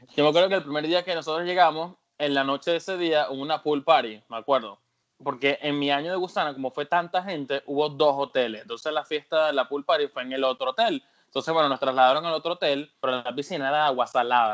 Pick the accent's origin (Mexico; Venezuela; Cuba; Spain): Venezuela; moved away as an adult; now in United States; mi noviecita la dejé en Venezuela